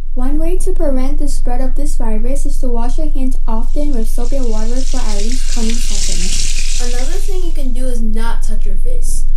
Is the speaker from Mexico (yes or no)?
yes; Mexico; accent: Mexican; English is a second language; now in United States; my broken, thick accent, so I'm fine with you saying I have Mexican